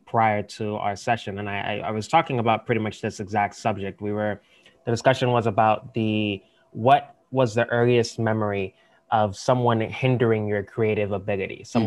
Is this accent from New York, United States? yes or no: yes; New York City, New York, United States; I'm also born and raised in New York